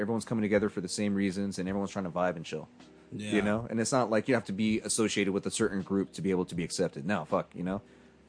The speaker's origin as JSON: {"language": "English", "country": "United States", "tie": "born or raised there", "said": "Spanish fucking since I can remember, fucking eating all these foods, visiting my family every year in Mexico, fucking having all these things, being the first of my family born in America."}